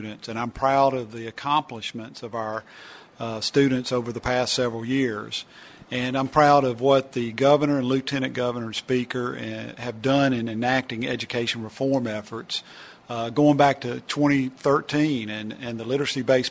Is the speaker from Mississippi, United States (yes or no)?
yes; Oxford, Mississippi, United States; Oxford, my hometown